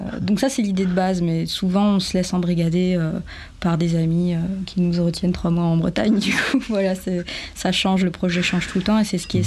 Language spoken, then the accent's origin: French; French Guiana; moved away as an adult; also born or lived in Bordeaux / Marseille / Paris; now in France; j'ai grandi en Guyane, moi j'ai toujours été habituée à être proche de la nature